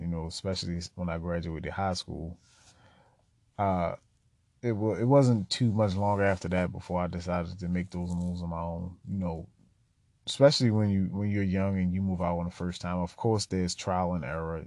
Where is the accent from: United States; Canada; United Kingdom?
United States; Baltimore, Maryland; I was born in Baltimore City, uh, born and raised just about my entire life on the east side of town.